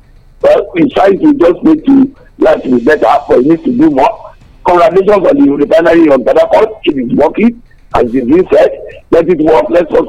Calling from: Abeokuta, Ogun State, Nigeria; I'm calling from the People's Parliament in Jagunaleme in Abeokuta.

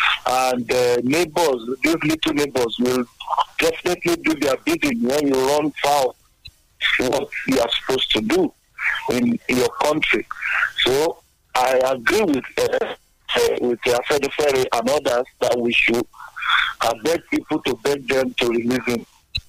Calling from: Abeokuta, Ogun State, Nigeria; I'm calling from Abeokuta.

